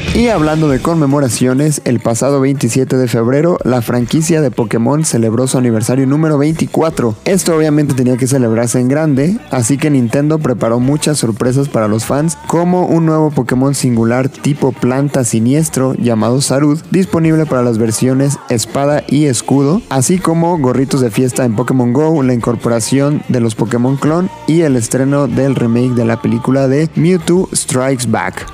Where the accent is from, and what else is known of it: Mexico